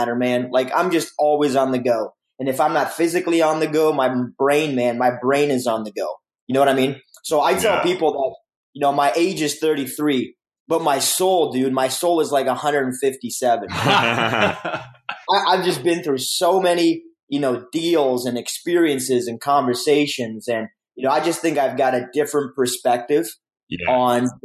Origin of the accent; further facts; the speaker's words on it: Romania; now in Canada; I come from Romania, a communist country. So coming to Canada was like a huge blessing for our family.